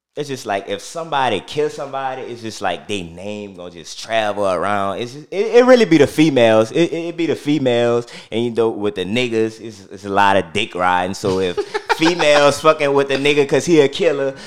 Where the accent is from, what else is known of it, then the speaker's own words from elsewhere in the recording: New Orleans, Louisiana, United States; I'm from the St. Bernard Project. You know, grew up, born and raised